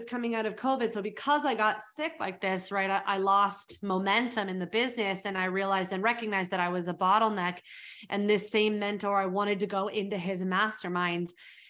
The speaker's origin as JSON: {"language": "English", "country": "South Africa", "tie": "born there", "said": "So I was born in South Africa."}